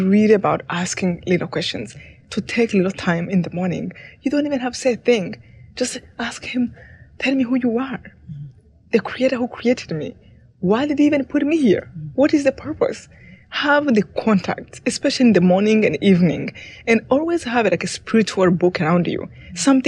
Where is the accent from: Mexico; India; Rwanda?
Rwanda; moved away; I came from Rwanda